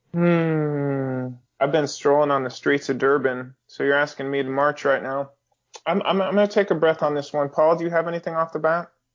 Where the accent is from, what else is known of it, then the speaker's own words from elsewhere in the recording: Northern California, United States; I grew up around those in Northern California